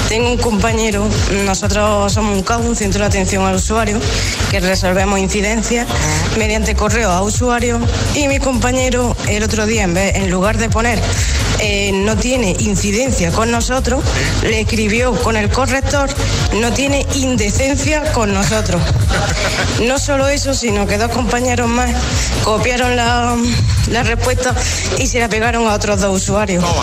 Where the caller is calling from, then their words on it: Granada, Andalusia, Spain; Hola. buenos días, agitadores. … de Granada